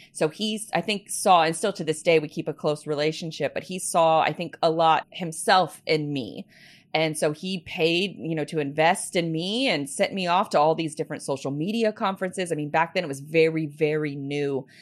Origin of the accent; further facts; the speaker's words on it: Jacksonville, Florida, United States; I was born and raised here in, in Jacksonville